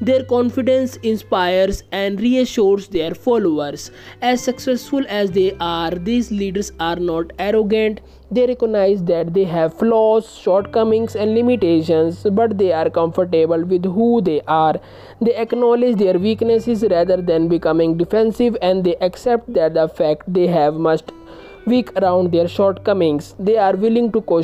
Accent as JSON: {"language": "English", "country": "India", "said": "I am from India."}